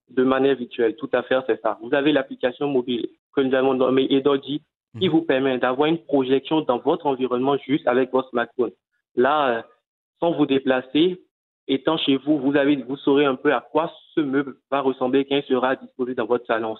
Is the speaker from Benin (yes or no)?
yes; Cotonou, Littoral, Benin; chez nous à Cotonou